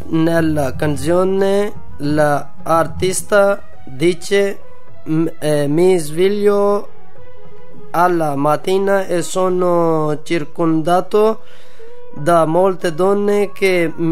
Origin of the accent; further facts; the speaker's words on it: Pakistan; Italian is a second language; now in Camugnano, Italy; vengo dal Pakistan, ho 32 anni, abito a Comniano.